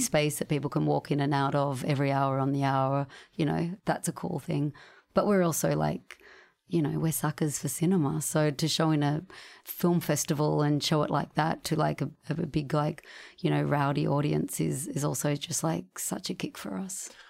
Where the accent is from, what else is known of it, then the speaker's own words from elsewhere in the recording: Sydney, New South Wales, Australia; We grew up in Sydney